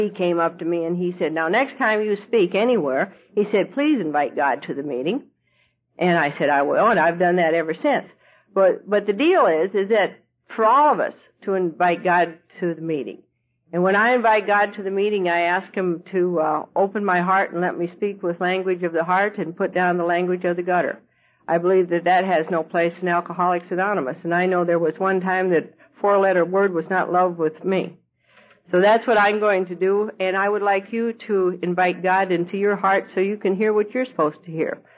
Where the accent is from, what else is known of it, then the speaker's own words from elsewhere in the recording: Louisville, Kentucky, United States; I'm from Louisville, Kentucky. Now, Louisville, Kentucky is famous for a lot of things.